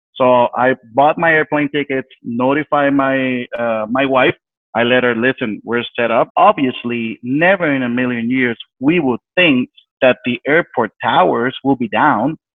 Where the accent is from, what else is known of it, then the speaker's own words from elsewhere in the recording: San Juan, Puerto Rico; I'm originally from San Juan, Puerto Rico. I was born and raised there uh, basically been there my whole life.